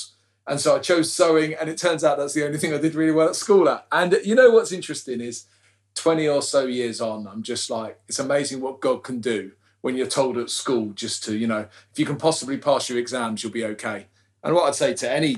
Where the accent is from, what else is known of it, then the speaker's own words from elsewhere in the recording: London, United Kingdom; also born or lived in Wolverhampton; I was born in Wolverhampton because my old man was running Youth for Christ at the time. But I grew up in South London